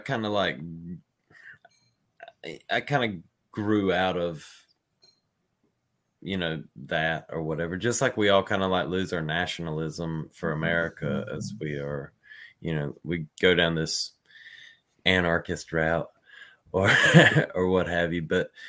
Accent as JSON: {"language": "English", "region": "the South", "country": "United States", "said": "I'm deep South too, brother."}